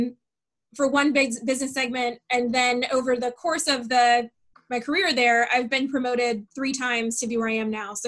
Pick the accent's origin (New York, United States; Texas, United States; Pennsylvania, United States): Pennsylvania, United States; Warren; we're from Warren, Pennsylvania, where the closest airport is 3 hours away